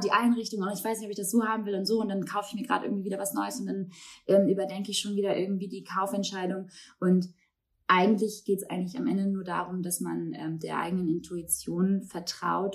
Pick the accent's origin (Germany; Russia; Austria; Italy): Germany; Baltic coast; now in Hamburg, Germany; bin ich ja auch irgendwie an der Ostsee groß geworden